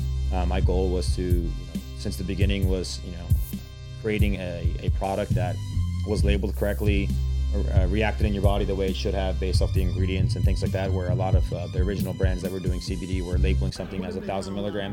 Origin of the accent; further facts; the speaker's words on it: Ridgefield, New Jersey, United States; My hometown's Richfield in Bergen County, next to Fort Lee